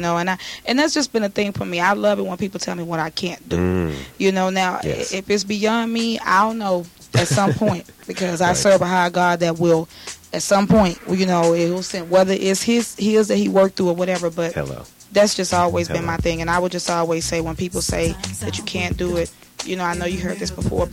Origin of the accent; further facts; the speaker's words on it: Houston, Texas, United States; I grew up in Houston, Texas, in the streets of Fifth Ward